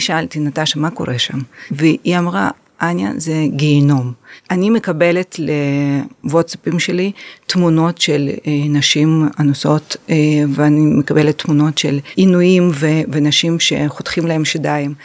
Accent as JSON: {"language": "Hebrew", "country": "Ukraine", "tie": "born or raised there", "moved": "yes", "lives_now": "Israel", "said": "אני במקור מאוקראינה, נולדתי שם"}